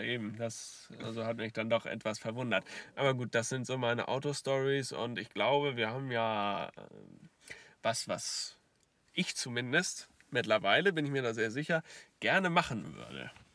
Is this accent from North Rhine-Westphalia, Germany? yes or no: no; Lower Saxony, Germany; Hier bei uns in Niedersachsen